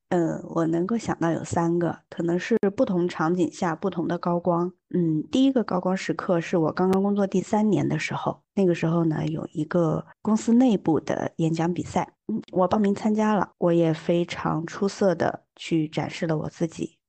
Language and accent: Chinese; Yunnan, China; now in Beijing, China; 现在呢，我生活在北京，呃，但我并不是出生在北京，我出生在云南